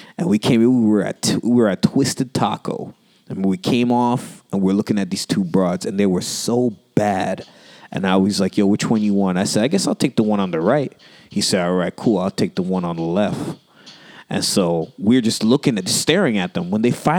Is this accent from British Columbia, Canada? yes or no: no; Toronto, Ontario, Canada; I'm from Toronto